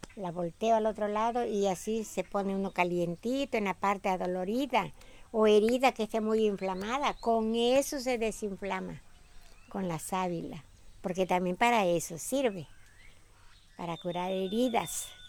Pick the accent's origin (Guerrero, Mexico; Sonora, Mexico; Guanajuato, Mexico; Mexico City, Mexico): Guerrero, Mexico; Petatlán; now in Marqués de Comillas, Mexico; Yo soy del estado de Guerrero, del municipio de Petatlán.